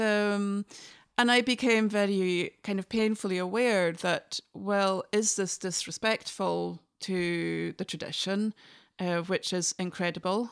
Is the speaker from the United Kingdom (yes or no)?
yes; Inverness, Scotland, United Kingdom; first language English; moved away as an adult; also born or lived in Oslo, Norway; now in Norway; I'm from the north of Scotland. I'm from Inverness. And, um, I was brought up with fiddle